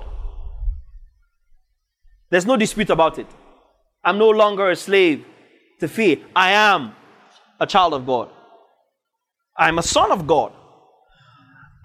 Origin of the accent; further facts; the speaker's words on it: Northern Nigeria, Nigeria; I grew up in northern Nigeria. I speak Hausa